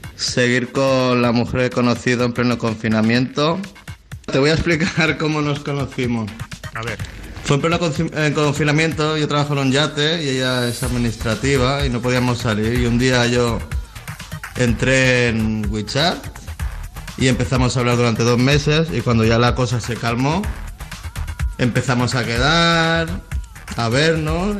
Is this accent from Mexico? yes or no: no; Barcelona, Catalonia, Spain; yo soy de Barcelona